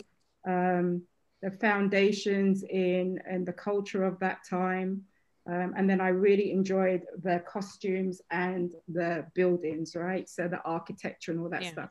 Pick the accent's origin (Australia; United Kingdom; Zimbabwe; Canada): United Kingdom; England; now in United States; being born and bred in England